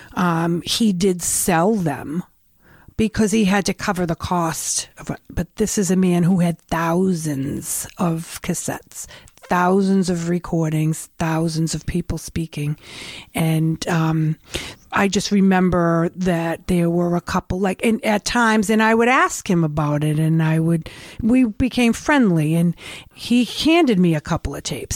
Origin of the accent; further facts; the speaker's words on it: Revere, Massachusetts, United States; I grew up in Revere.